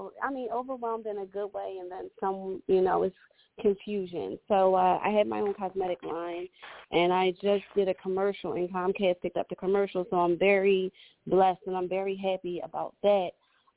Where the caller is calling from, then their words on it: Philadelphia, Pennsylvania, United States; I'm calling from the Philadelphia area as well.